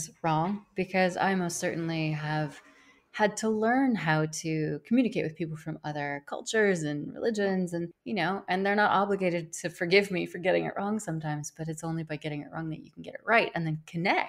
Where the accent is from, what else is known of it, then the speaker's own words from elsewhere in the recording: Wyoming, United States; also born or lived in United Kingdom; now in Spain; I'm from the United States. I'm from Wyoming, which nobody even knows.